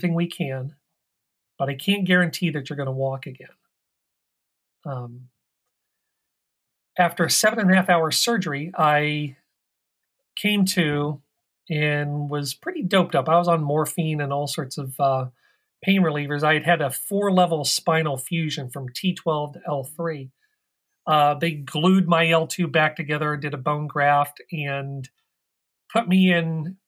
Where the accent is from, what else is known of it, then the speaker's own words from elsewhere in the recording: Midwest, United States; moved away as an adult; now in Washington, D.C., United States; I grew up in the Midwest, but I've lived out here in the Washington, D.C. area since the early 90s.